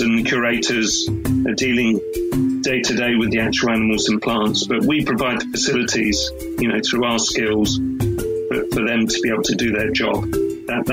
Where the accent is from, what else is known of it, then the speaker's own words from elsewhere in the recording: Dorset, South West England, United Kingdom; I grew up in the Dorset countryside, and I lived on a farm